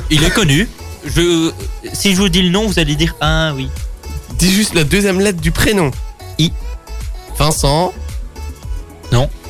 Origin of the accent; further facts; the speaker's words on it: Brussels, Belgium; born there; Je suis né à Bruxelles, je fais 1m74.